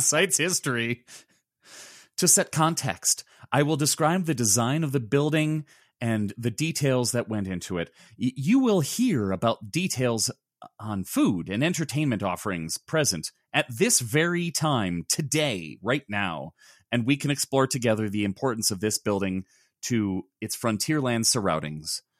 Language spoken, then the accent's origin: English; Chicago, Illinois, United States; I grew up in Chicago